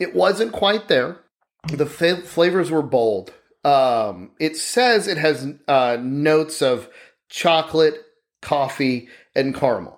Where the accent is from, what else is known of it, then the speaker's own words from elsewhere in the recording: Arkansas, United States; also born or lived in Texas; I'm pretty much from around Texas. I'm from Arkansas.